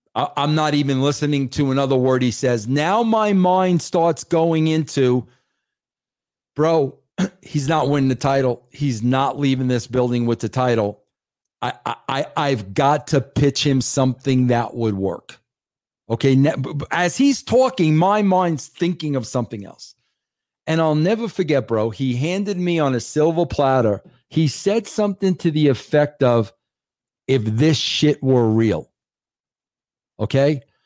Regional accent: New York, United States; I grew up in New York

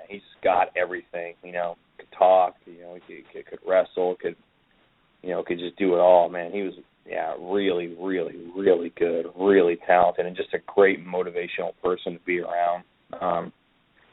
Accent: United States; we're two Americans in Wolverhampton

